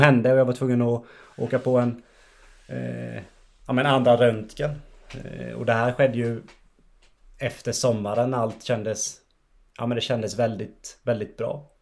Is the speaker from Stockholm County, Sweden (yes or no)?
no; Ekenässjön, Jönköping County, Sweden; also born or lived in Vetlanda; now in Västerås, Sweden; jag är ju från, från Ekenässjön en tio minuter utanför och har Skire som, som moderklubb också